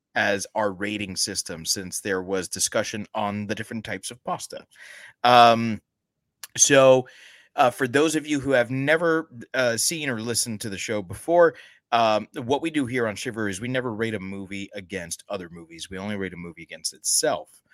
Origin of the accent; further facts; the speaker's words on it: United States; as an American